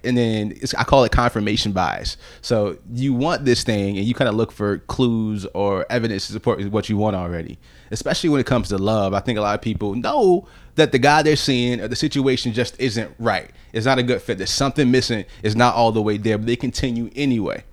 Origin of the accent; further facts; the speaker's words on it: Virginia Beach, Virginia, United States; years of growing up in Virginia, and, like, my whole entire childhood